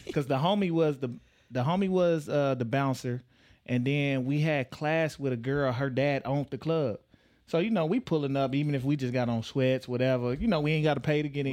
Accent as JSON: {"language": "English", "region": "Texas", "country": "United States", "moved": "yes", "lives_now": "Omaha, United States", "said": "I'm from Texas"}